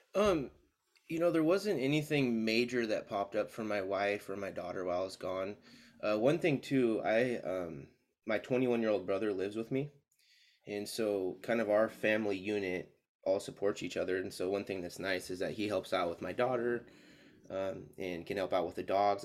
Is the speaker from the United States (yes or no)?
yes; Spokane, Washington, United States; moved away as an adult; also born or lived in Seattle area; now in Albany, United States; I was born and raised in Spokane, uh, moved to Oregon in two thousand fifteen